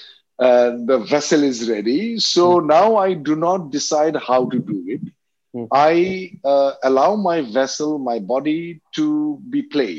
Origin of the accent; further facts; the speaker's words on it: Assam, India; English is a second language; I grew up in Assam